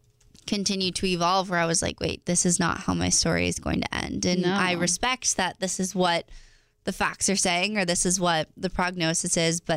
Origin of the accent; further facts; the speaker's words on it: East Coast, United States; I'm from the East Coast